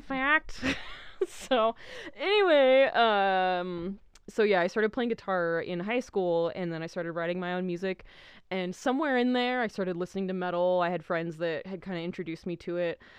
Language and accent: English; New Mexico, United States; born or raised there; also born or lived in Idaho